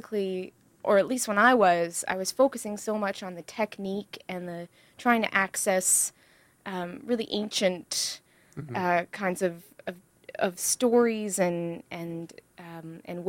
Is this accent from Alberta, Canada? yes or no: no; Ottawa, Ontario, Canada; moved away as an adult; now in Toronto, Canada; I live in Toronto, and I grew up in the Ottawa